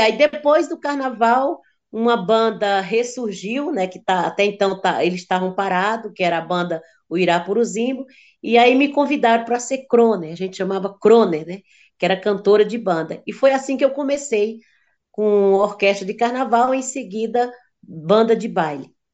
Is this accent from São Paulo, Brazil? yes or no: no; Sousa, Paraíba, Brazil; moved away; Eu sou de Souza, Paraíba, venho de uma família de, de sete filhos